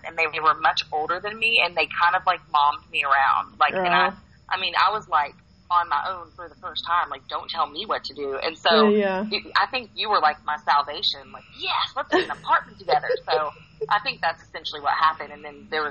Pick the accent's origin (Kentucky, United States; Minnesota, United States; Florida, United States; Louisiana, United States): Kentucky, United States; now in Atlanta, United States; I'm still trying to, like, pretend like I'm a city girl, but I'm really from Kentucky